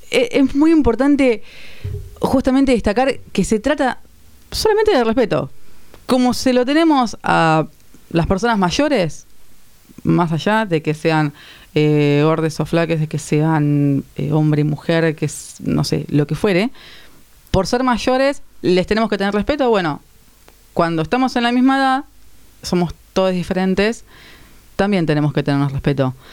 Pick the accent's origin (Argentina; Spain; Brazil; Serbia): Argentina; Azul, Buenos Aires Province; now in Buenos Aires, Argentina; No, soy Azul, provincia de Buenos Aires.